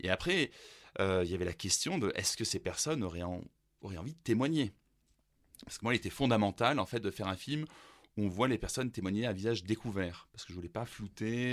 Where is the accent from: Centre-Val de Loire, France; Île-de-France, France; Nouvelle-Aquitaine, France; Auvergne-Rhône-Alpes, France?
Auvergne-Rhône-Alpes, France; Grenoble; also born or lived in Germany; ma ville d'enfance